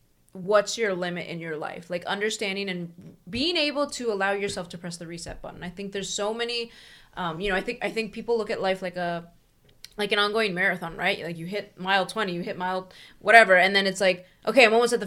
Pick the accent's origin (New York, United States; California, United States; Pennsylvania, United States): Pennsylvania, United States; Philadelphia; We're from the Philadelphia area.